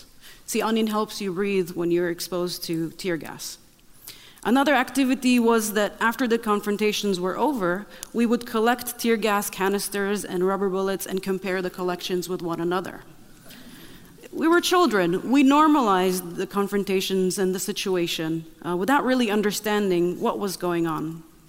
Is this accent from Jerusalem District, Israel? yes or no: no; Nazareth, Northern District, Israel; English is a second language; I grew up in Nazareth, Israel. I am the youngest of six siblings to a Baptist Christian family.